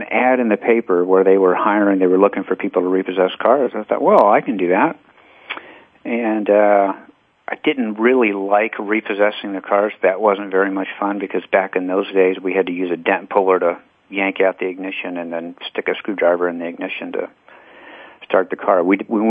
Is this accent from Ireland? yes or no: no; Texas, United States; born there; now in Arizona, United States; Yeah, I was born in Texas and the product of divorced parents, so I've been back and forth.